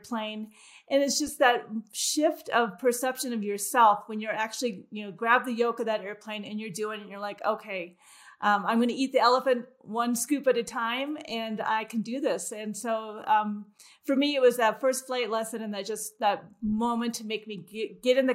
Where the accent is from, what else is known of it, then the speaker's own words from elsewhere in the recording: Midwest, United States; as a young girl growing up in the Midwest